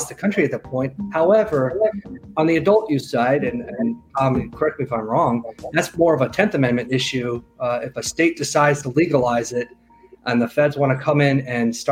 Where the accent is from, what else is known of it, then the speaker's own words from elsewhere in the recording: Washington, District of Columbia, United States; I'm from Washington, D.C. I live in D.C. and practice in Virginia